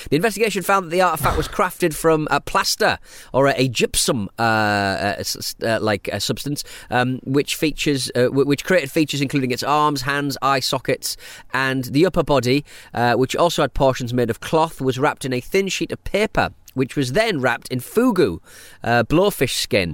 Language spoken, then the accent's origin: English; Hartlepool, North East England, United Kingdom; growing up in Hartlepool, we were obviously seafaring town